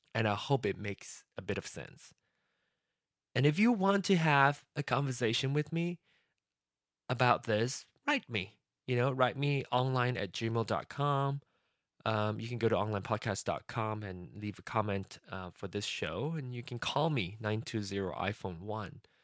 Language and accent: English; Malaysia; moved away as an adult; now in United States; place of birth is is Malaysia, but my home country is going to be be uh, the U.S.